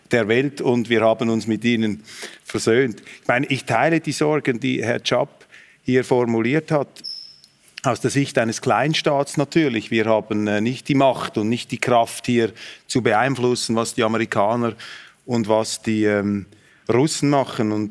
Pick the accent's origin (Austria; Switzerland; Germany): Switzerland; dass ich hier als Schweizer fast auf Handshake-Distanz zu Karl Habsburg sitze.